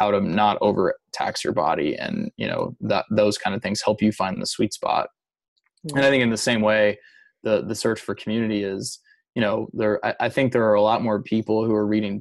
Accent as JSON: {"language": "English", "region": "Louisiana", "country": "United States", "tie": "born or raised there", "said": "I grew up in Louisiana mostly"}